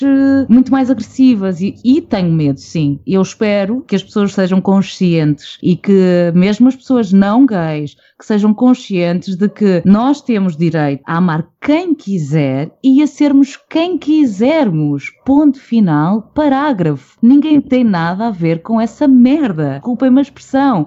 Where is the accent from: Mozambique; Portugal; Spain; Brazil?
Portugal; sendo Tuga